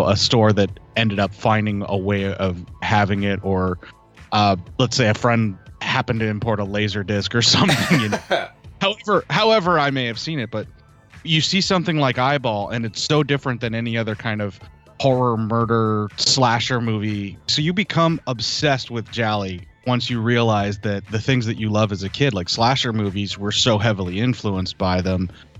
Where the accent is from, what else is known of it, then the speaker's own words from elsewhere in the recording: United States; especially as a kid growing up in America